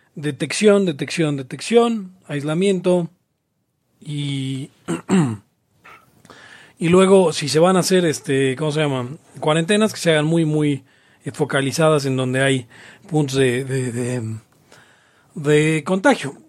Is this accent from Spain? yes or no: no; Mexico; los mexicanos tenemos